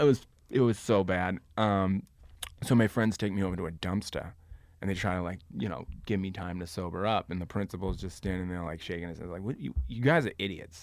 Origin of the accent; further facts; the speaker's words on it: Boston, Massachusetts, United States; now in Los Angeles, United States; I grew up in South Boston, which is a small neighborhood in a big city.